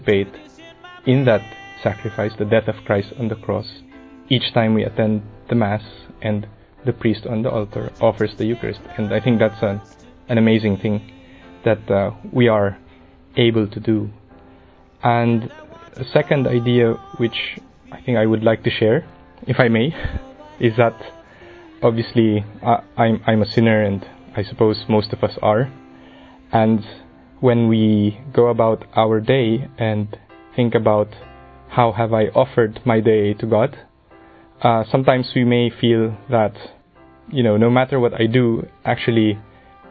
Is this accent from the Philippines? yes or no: yes; Philippines; I'm from the Philippines